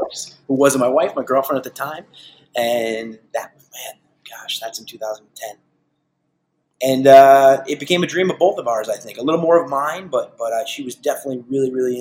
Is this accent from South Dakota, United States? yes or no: no; Huntington, New York, United States; we're born and raised in Huntington. We love Huntington